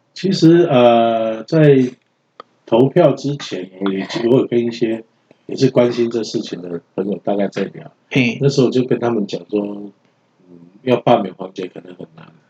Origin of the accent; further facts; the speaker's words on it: Taiwan; 作为一个台湾人